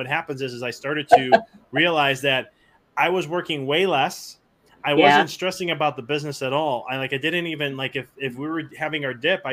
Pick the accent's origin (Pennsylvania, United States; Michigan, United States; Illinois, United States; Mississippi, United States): Illinois, United States; Chicago; moved away as an adult; now in Knoxville, United States; I'm from Chicago originally. And we just moved to Knoxville, Tennessee at the end of last year.